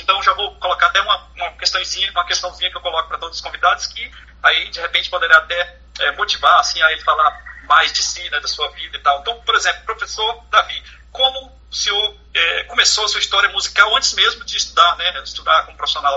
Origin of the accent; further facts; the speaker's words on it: Brasília, Federal District, Brazil; nós que somos aqui de Brasília